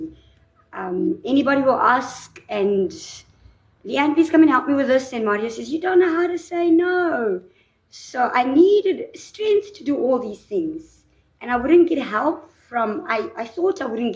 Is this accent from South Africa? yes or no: yes; South Africa; I was born in South Africa.